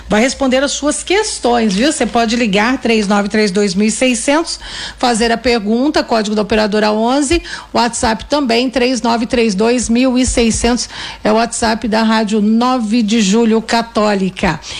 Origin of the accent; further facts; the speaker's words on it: Santo André, São Paulo, Brazil; eu sou de Santo André e tenho 58 anos.